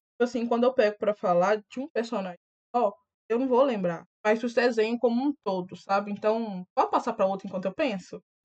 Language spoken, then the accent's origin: Portuguese; Itabira, Minas Gerais, Brazil; na minha cidade, Itabira